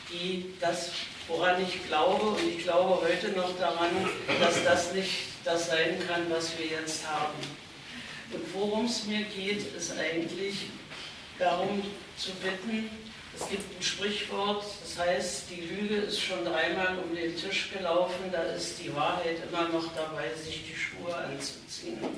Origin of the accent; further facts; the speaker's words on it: East Germany, Germany; ich ein Kind der DDR bin und nunmehr eine Urgroßmutter